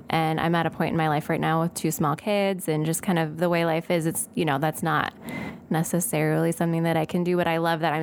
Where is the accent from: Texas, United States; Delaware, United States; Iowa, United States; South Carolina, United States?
Iowa, United States; Alden; I grew up on a farm just south of Alden, Iowa, which is in Hardin County near Iowa Falls